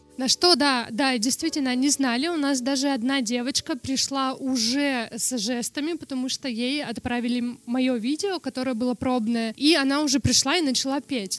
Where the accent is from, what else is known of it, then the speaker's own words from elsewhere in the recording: Norilsk, Krasnoyarsk Krai, Russia; first language Russian Sign Language; Russian is a second language; когда я родилась в 94-м, там явно в Норильске технологий никаких не было